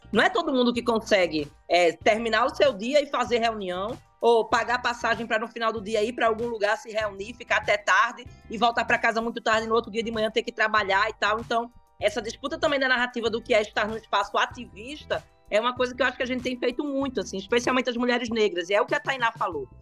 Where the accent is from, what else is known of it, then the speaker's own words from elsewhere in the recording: Pernambuco, Brazil; eu sou pernambucana